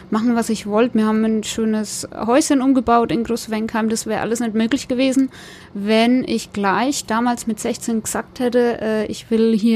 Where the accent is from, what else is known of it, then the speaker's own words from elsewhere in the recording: Großbadorf, Germany; Ich bin gebürtig aus Großbadorf